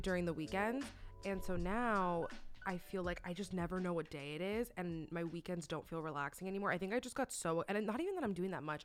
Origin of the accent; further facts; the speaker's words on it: Miami, Florida, United States; moved away; growing up in Miami, like, I was super girly